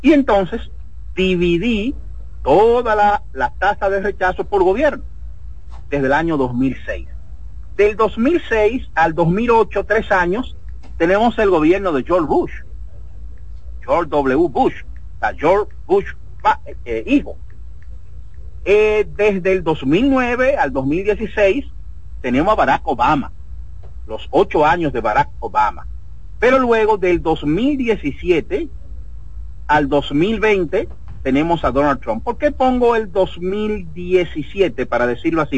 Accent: Dominican Republic; moved away; como inmigrante fuera de la República Dominicana

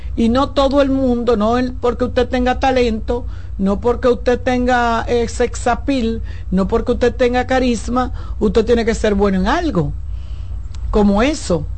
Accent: Santo Domingo, Distrito Nacional, Dominican Republic; yo nací en la, en la clínica Doctor Rosario, ahí en el ensanche Luperón, y me crié

